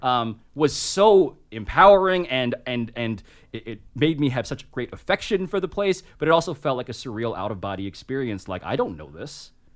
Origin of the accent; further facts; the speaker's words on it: New York City, New York, United States; Grew up in Manhattan, born and raised, first person in my family, born in America